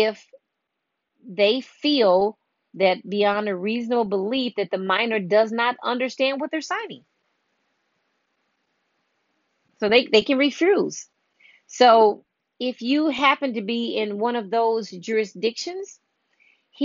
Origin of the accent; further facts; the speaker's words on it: Illinois, United States; I'm from Illinois